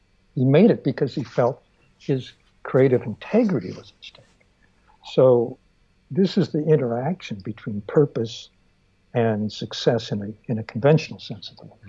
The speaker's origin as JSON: {"language": "English", "town": "Stockton", "region": "California", "country": "United States", "tie": "born or raised there", "said": "I grew up in Stockton."}